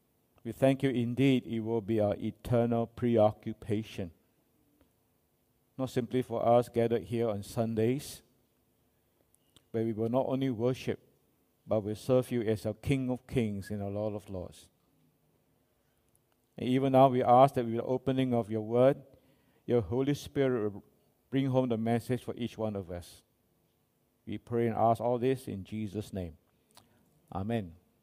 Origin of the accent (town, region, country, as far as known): Singapore